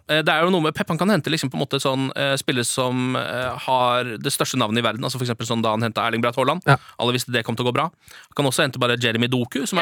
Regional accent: Moss, Østfold, Norway; moved away; Jeg var nylig hjemme i Moss

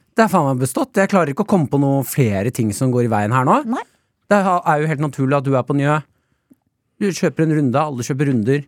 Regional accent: Nesodden, Akershus, Norway; vi hadde jo opplæring på Nesodden, vi.

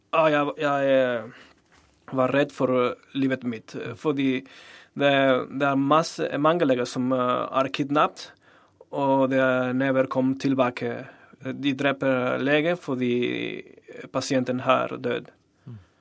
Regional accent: Torreón, Coahuila, Mexico; Norwegian is a second language; moved away as an adult; now in Norway; min hjemby i, i Torreon

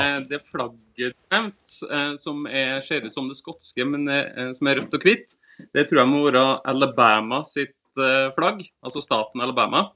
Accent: Levanger, Trøndelag, Norway; accent: Trøndersk; now in Asker, Norway; Men jeg er jo egentlig trønder

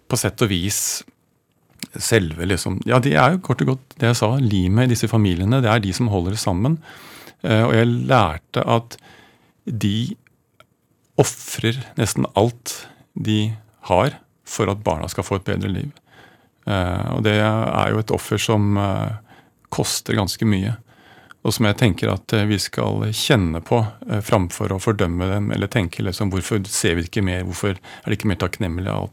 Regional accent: Oslo, Norway; Jeg er fra Oslo.

